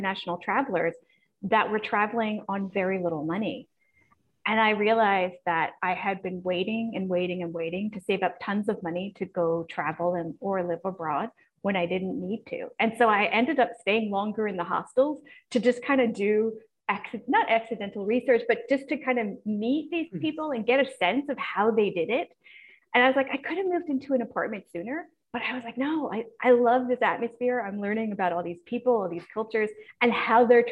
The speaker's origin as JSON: {"language": "English", "region": "East Coast of the United States", "country": "United States", "tie": "born or raised there", "also_born_or_lived": "California / San Francisco", "moved": "as an adult", "said": "I was born and raised on the East Coast, but honestly, I spent about 10 years in different cities in California before I went abroad"}